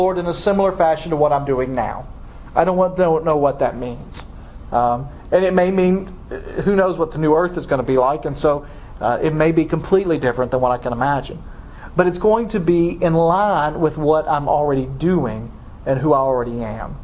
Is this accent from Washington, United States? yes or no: no; Dyersburg, Tennessee, United States; I'm from Dyersburg